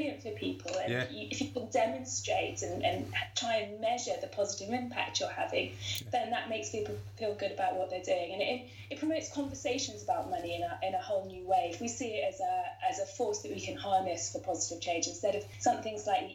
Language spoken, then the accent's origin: English; Surrey, South East England, United Kingdom; I am from Surrey. I am actually quite well spoken